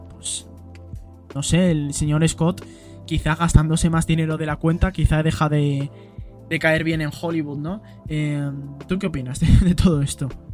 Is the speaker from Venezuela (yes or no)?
no; Spain; en mi país, por lo menos a España